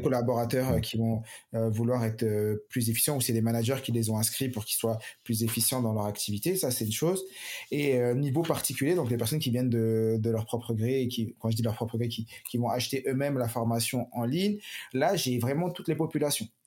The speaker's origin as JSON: {"language": "French", "town": "Paris", "region": "Île-de-France", "country": "France", "tie": "born or raised there", "moved": "as an adult", "lives_now": "Montpellier, France", "said": "moi j'ai grandi à Paris, je travaillais à Paris, je suis arrivé il y a 4 ans sur Montpellier"}